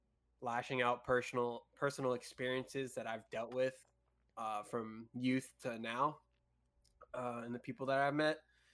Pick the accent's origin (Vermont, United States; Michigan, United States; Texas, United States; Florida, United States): Florida, United States; I want to get the fuck out of Florida. Yeah. I've been here all my life.